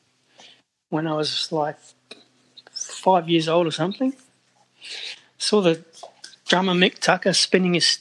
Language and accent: English; Whyalla, South Australia, Australia; I was born in Whyalla